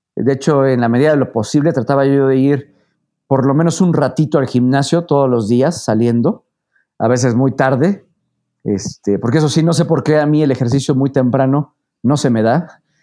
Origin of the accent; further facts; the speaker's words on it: Puebla, Mexico; yo soy poblano, nací en Puebla, eh, prácticamente he vivido aquí toda mi vida